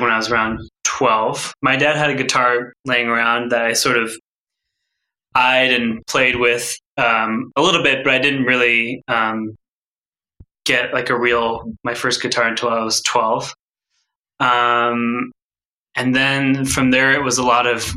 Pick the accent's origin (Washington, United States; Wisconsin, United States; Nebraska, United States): Washington, United States; Woodinville; I grew up in Woodinville